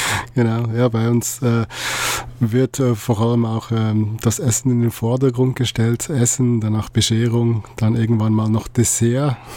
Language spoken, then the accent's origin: German; Switzerland; aus der Schweiz